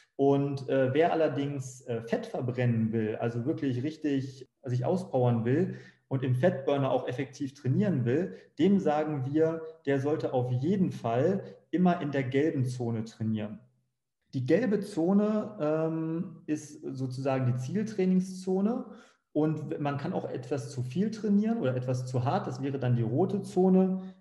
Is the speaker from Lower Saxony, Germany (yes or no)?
yes; Bückeburg, Lower Saxony, Germany; moved away as an adult; now in Frankfurt am Main, Germany; in meinem Heimatort Bückeburg, ganz kleiner Ort